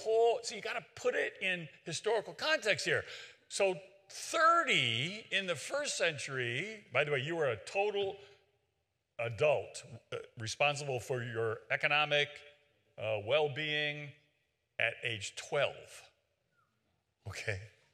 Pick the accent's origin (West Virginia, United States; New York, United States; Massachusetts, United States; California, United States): West Virginia, United States; I'm from West Virginia